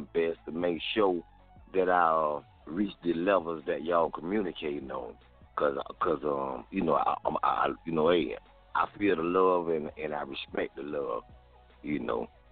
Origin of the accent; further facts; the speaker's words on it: Florida, United States; I'm from Florida